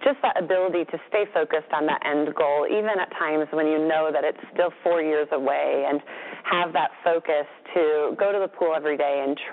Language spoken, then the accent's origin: English; Minnesota, United States; We had a milkman growing up in Minnesota